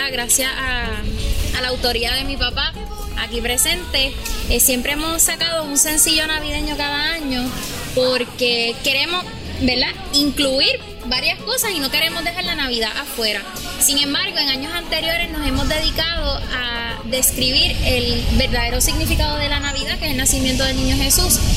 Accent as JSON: {"language": "Spanish", "country": "Puerto Rico", "said": "eso es lo que nos distingue también como puertorriqueños, que el puertorriqueño es bien inventor en, cuanto a música. En Puerto Rico se han salido miles de géneros musicales"}